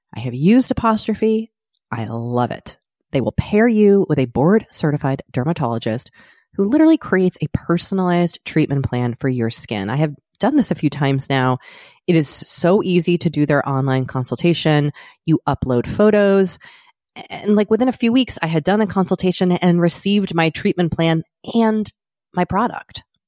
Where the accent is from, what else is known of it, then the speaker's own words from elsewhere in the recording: Boston, Massachusetts, United States; moved away as an adult; also born or lived in Maine / New York; now in Los Angeles, United States; I also grew up in Boston